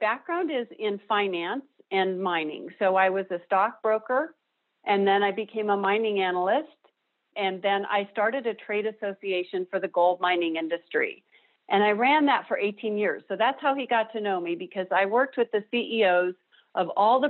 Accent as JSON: {"language": "English", "town": "Denver", "region": "Colorado", "country": "United States", "tie": "born or raised there", "said": "I grew up here in Denver. I'm a native"}